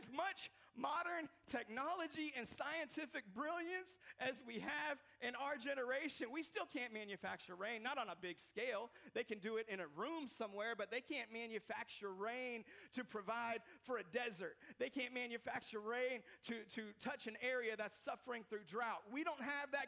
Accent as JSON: {"language": "English", "town": "Seattle", "region": "Washington", "country": "United States", "tie": "born or raised there", "said": "I grew up in Seattle, Washington, which is known for a lot of rain"}